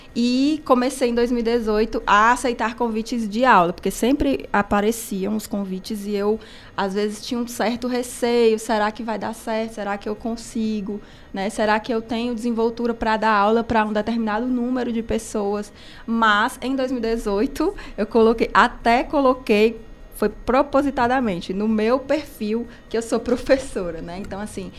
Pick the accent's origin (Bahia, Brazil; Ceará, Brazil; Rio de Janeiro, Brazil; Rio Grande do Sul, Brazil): Ceará, Brazil; Cariri; moved away as an adult; now in Fortaleza, Brazil; Sou daqui do Cariri, uma caririense lá em Fortaleza, dos Chiados